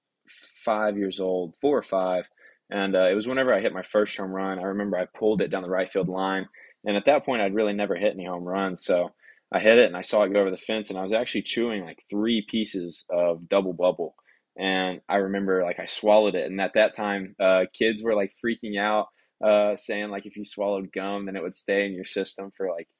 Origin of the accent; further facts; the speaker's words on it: Mount Juliet, Tennessee, United States; also born or lived in Lebanon, Tennessee; I'm from Mount Juliet, Tennessee, which is probably about 15, 20 minutes right outside of Nashville